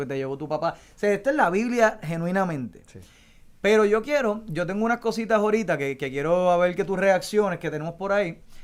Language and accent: Spanish; Puerto Rico; descríbenos a nosotros ah, como puertorriqueños